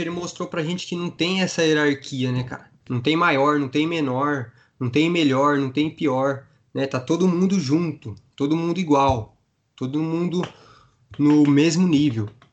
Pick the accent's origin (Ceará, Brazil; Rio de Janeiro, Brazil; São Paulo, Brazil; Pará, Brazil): São Paulo, Brazil; Campo Limpo Paulista; Eu sou aqui da cidade de Campolim Paulista